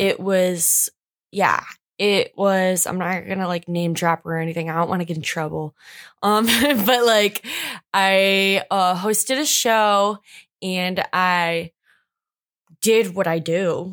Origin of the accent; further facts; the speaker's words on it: Macomb, United States; I'm from Macomb